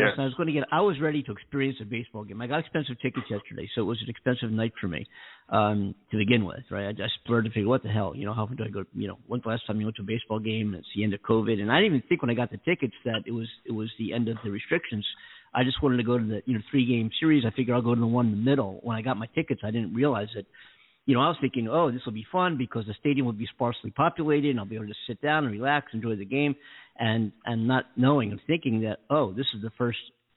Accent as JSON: {"language": "English", "town": "Philadelphia", "region": "Pennsylvania", "country": "United States", "tie": "born or raised there", "moved": "yes", "lives_now": "Los Angeles, United States", "said": "Philly's my hometown"}